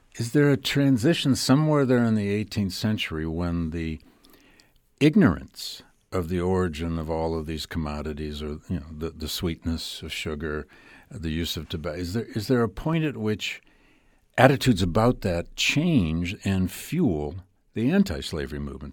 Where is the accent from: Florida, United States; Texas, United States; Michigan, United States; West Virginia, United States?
Michigan, United States; Flint; I grew up in working class automobile town of Flint, Michigan.